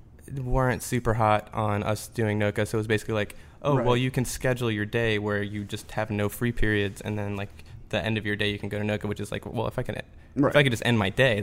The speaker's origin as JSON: {"language": "English", "town": "Metairie", "region": "Louisiana", "country": "United States", "tie": "born or raised there", "said": "No. I grew up here, actually. I grew up"}